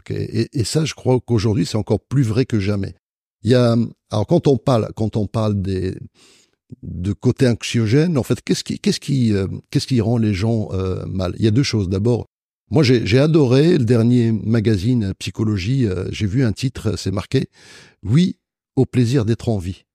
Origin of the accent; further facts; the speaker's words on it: Marrakech, Marrakesh-Safi, Morocco; moved away as an adult; now in France; à Marrakech, parce que c'est ma ville natale